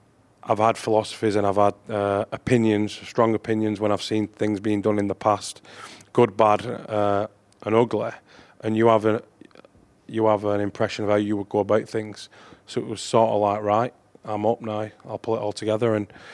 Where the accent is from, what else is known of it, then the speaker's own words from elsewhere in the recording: Wigan, North West England, United Kingdom; I think just growing up in Wigan at the time when I did, you don't think of it being any different.